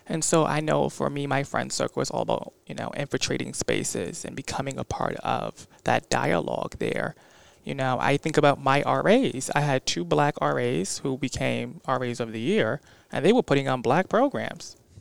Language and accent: English; Bridgeport, Connecticut, United States; I'm from Bridgeport